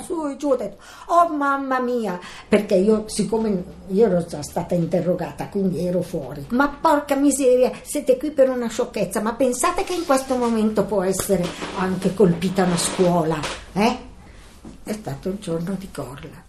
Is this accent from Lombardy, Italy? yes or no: yes; Milan, Lombardy, Italy; sono nata a Milano il 15 2 1929